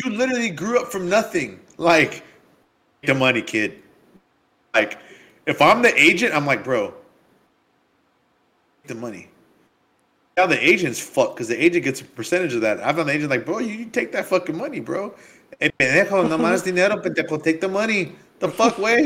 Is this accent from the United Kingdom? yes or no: no; San Diego, California, United States; I am from San Diego